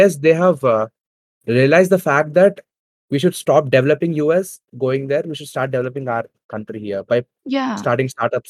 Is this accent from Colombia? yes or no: no; India; one thing I'm proud of being an Indian